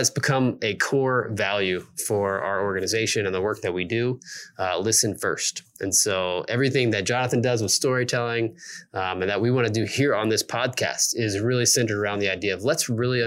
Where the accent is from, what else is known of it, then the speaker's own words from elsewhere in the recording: Indianapolis, Indiana, United States; also born or lived in Charlotte, North Carolina; now in Evansville, United States; I grew up in Indianapolis and, finished high school here.